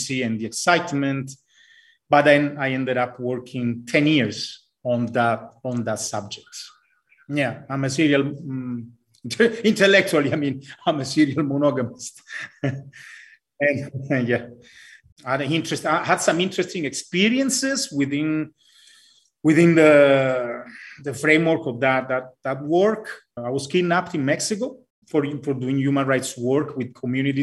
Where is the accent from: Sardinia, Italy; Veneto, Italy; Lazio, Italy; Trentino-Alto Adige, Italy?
Lazio, Italy; Rome; also born or lived in United States / Cambridge, United Kingdom / Latin America; now in Colombia; I was born in Italy, Rome, to be precise